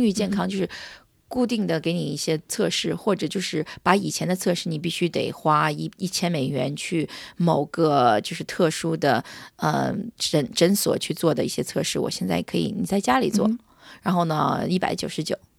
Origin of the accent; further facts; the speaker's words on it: United States; 我在美国长大的